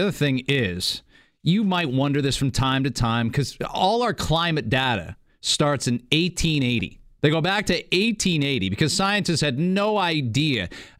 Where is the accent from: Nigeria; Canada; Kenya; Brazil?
Canada; I don't pay any attention to the States. I'm Canadian. We talk too much about American stuff.